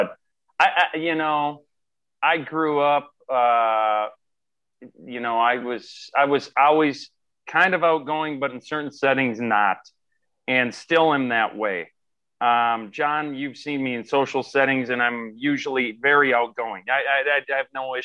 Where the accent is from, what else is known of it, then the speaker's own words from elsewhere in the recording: Faribault, Minnesota, United States; Summerbee, which is close to where I grew up in Faribault